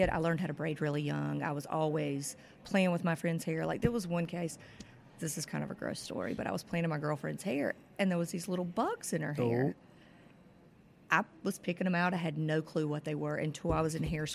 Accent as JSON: {"language": "English", "region": "southeastern North Carolina", "country": "United States", "tie": "born or raised there", "also_born_or_lived": "Chapel Hill, North Carolina", "lives_now": "Jacksonville, United States", "said": "I'm originally from North Carolina. I grew up on a farm in southeastern North Carolina"}